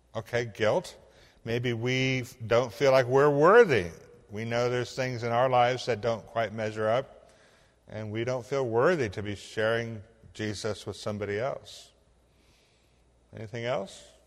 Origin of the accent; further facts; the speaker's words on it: Illinois, United States; moved away; I'm this cracker from Illinois